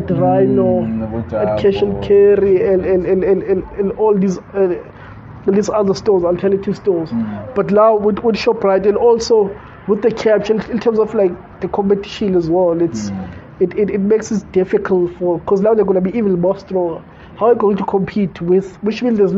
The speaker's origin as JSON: {"language": "English", "country": "South Africa", "said": "as an entrepreneur and as a South African"}